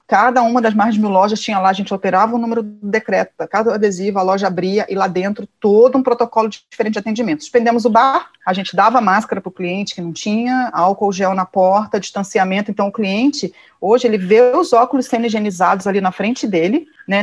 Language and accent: Portuguese; Rio de Janeiro, Brazil; eu nasci no Rio, uma família muito provinciana